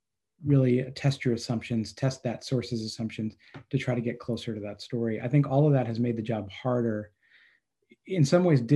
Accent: State College, Pennsylvania, United States; now in New Jersey, United States; I grew up in State College, so it's been since I can remember

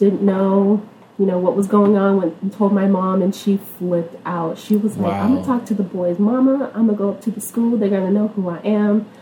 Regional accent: Stockton, California, United States; I was born and raised in Stockton, California, a little bit, maybe like an hour away from Sacramento.

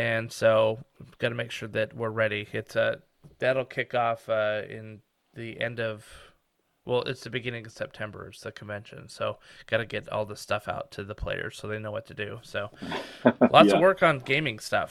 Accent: Reno, Nevada, United States; I grew up in Reno, Nevada, which is just over the mountains from San Francisco out west

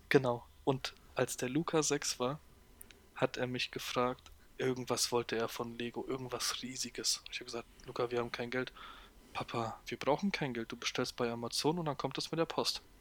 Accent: Hesse, Germany; also born or lived in Gernsheim / Poland; ich als Hesse

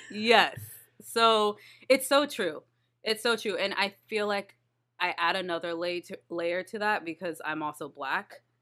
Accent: Texas, United States; I'm from Texas

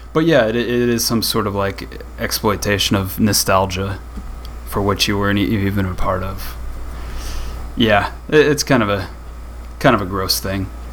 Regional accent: rural Midwest, United States; when I was growing up in the uh, in the rural Midwest

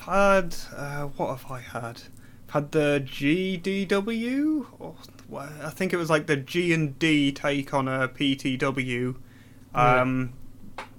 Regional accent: Newcastle upon Tyne, North East England, United Kingdom; moved away as an adult; now in London, United Kingdom; I'm originally from Newcastle.

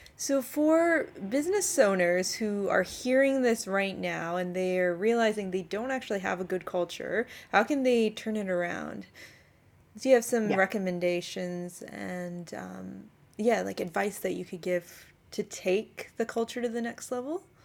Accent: Canada; now in Australia; I'm originally from Canada

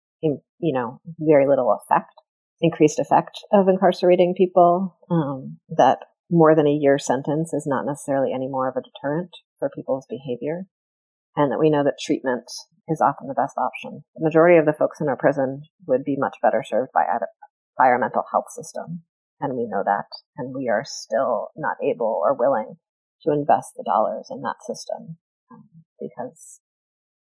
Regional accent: United States; now in Vermont, United States; I grew up in the New York area

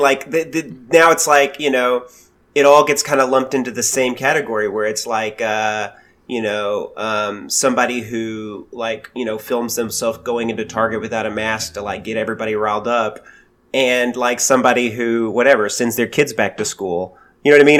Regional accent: United States; being an American

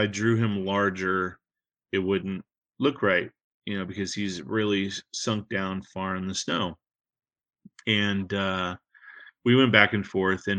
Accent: Northern California, United States; The little town that I grew up in Northern California

